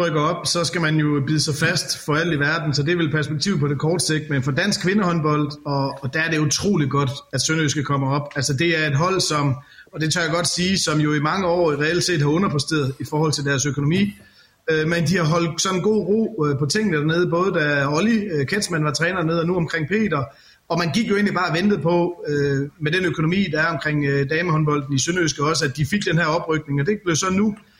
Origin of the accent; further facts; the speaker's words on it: Skjern, Central Denmark Region, Denmark; Jeg er jo selv fra Skjern